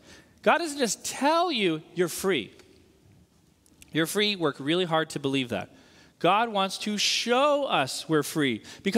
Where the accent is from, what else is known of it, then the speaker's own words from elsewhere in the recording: Northeast, United States; So, for example, I grew up in the Northeast.